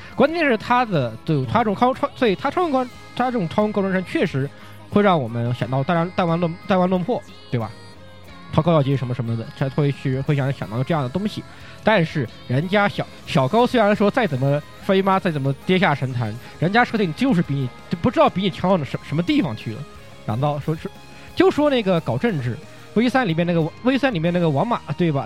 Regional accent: China; 我跟他们说我中国人

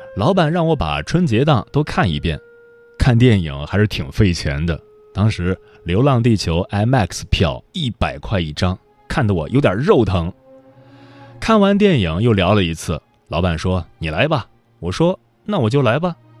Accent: Datong, Shanxi, China; now in Beijing, China; 我之前可爱批评我老家了，大同太落后了，三四线城市容不下灵魂

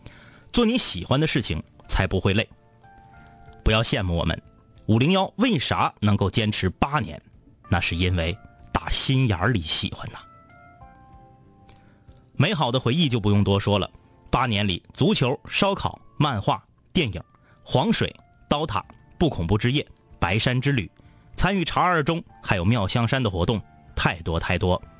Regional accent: Changchun, Jilin, China; 我家呢住在东朝阳路，天明家住在西朝阳路。即使你不是大长春的室友，应该也能想明白我俩家住的到底有多近吧。

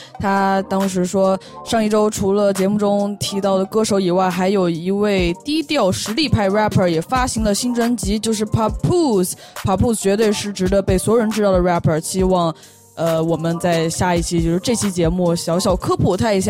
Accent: Beijing, China; moved away; 北京是我们的老家，

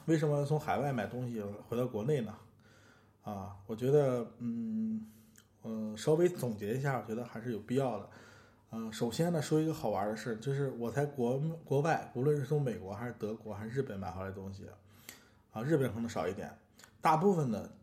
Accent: China; 我们中国人

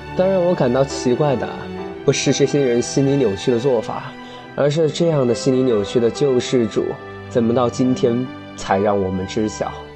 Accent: China; 我们中国人

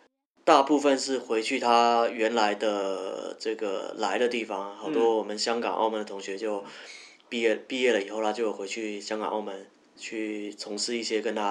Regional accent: Taiwan; moved away as an adult; also born or lived in Guangzhou; 我是台湾人，

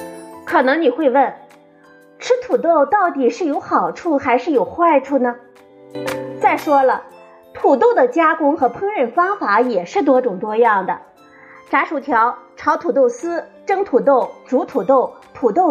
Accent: China; 对我们中国人来说

